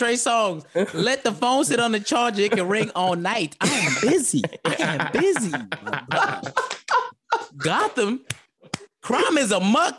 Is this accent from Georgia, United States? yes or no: no; New York City, New York, United States; The only island I'm from is the island of Manhattan